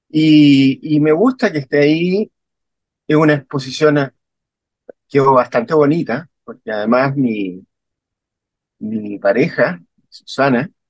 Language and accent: Spanish; Chile; also born or lived in Berlin, Germany; nosotros somos los chilenos somos bien de reino y reino ante la adversidad.